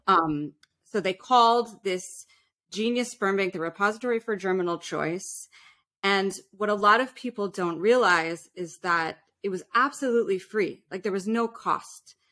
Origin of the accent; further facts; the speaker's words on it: New York City, New York, United States; we were definitely middle class growing up in New York City. We had this beautiful little island that we lived on called Roosevelt Island